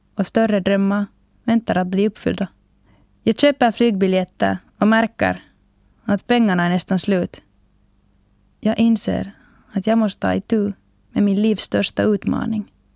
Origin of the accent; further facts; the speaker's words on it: Finland; hemma i Finland